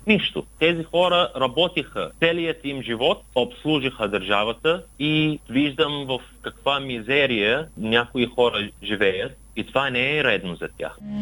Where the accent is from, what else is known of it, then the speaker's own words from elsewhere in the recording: Kuwait; Bulgarian is a second language; moved away as an adult; now in Bulgaria; Аз бях роден в Кувейт като лице без гражданство